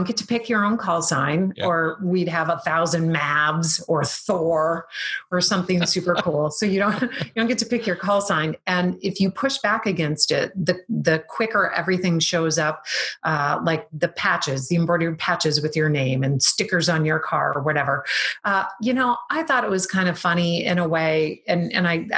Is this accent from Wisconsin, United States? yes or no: yes; Wisconsin, United States; I'm from Wisconsin.